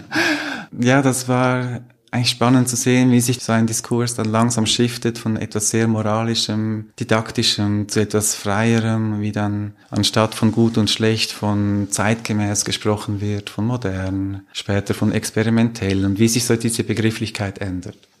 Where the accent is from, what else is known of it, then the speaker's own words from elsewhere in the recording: Zürcher Oberland, Zurich, Switzerland; Da, wo ich aufgewachsen bin im Zürcher Oberland